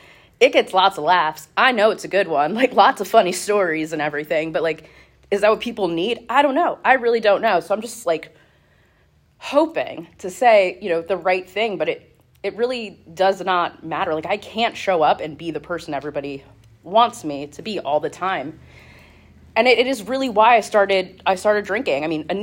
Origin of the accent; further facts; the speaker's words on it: Reading, United States; I grew up here in Reading. I've been here my entire life.